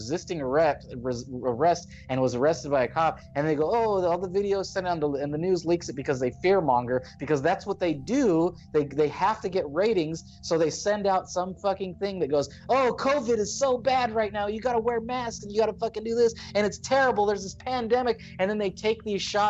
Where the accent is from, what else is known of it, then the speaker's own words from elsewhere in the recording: United States; I'm born in America